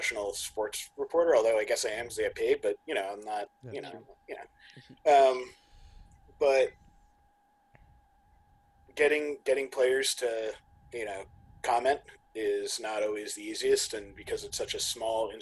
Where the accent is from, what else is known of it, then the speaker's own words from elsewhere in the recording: Sandwich, Massachusetts, United States; my hometown just built a new course called Oak Crest Cove in Sandwich, Mass